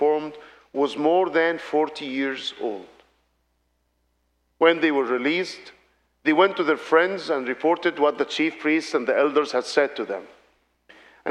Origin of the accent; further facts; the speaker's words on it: Alexandria, Alexandria Governorate, Egypt; I am from Alexandria in the Middle East